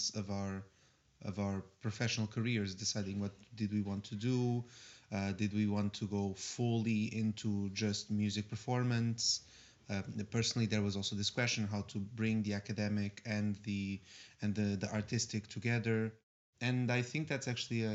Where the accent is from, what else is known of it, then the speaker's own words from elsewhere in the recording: Portugal; moved away; I come from Portugal